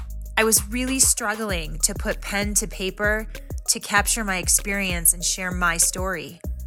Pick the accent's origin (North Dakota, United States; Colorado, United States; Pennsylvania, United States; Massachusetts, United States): Colorado, United States; I'm from Colorado.